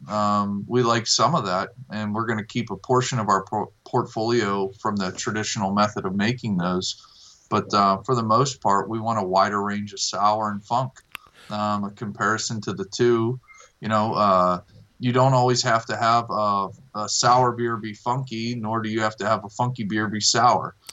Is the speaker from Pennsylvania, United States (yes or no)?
yes; Millvale, Pennsylvania, United States; I'm originally from Millvale, and um, I'll always have a tap room there